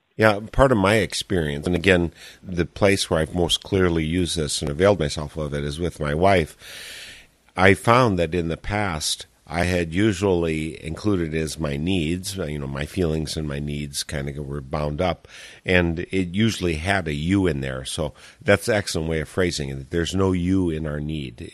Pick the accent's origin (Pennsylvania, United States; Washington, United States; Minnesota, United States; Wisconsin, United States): Wisconsin, United States; Eau Claire; Eau Claire, my hometown